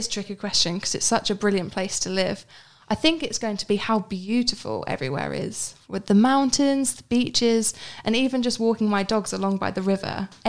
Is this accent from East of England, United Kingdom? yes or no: yes; Cambridge, East of England, United Kingdom; I'm from Cambridge in England.